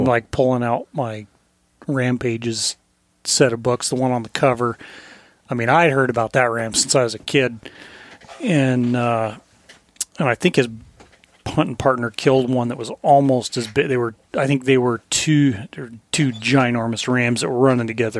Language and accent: English; Colorado, United States; moved away; As I was growing up in Colorado